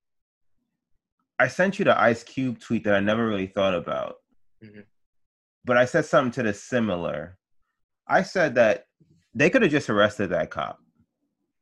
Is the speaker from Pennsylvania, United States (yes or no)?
no; New York, United States; I grew up here in New York